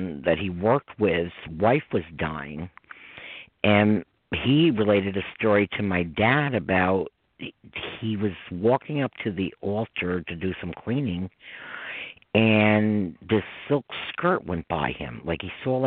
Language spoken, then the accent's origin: English; Westchester, New York, United States; accent: New York; somebody like me from Westchester